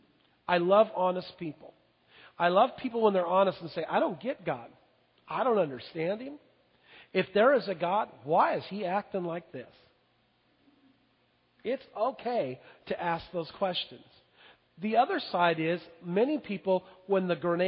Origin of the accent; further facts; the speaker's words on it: Longview, United States; I was raised in Longview